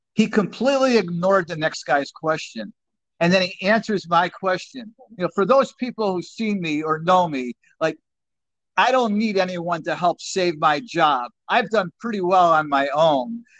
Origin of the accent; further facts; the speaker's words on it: Chicago, Illinois, United States; growing up in Chicago